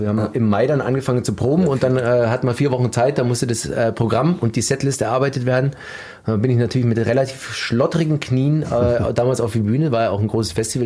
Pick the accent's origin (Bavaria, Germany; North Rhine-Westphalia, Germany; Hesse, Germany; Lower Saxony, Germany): Bavaria, Germany; Landsberg am Lech; ich komme aus der Nähe von München. Landsberg ja. am Lech ist meine Heimatstadt